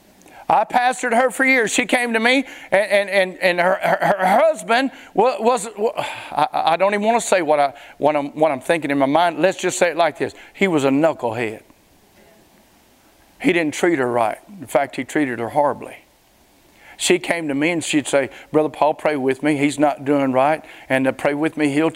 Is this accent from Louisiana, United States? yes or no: yes; Springhill, Louisiana, United States; moved away; I'm from Spring Hill, Louisiana. Back when I was a teenager, all we did was drag Main.